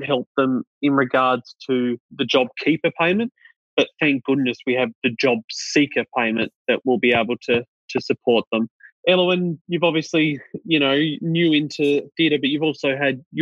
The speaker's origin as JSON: {"language": "English", "country": "Australia", "said": "I'm Australian"}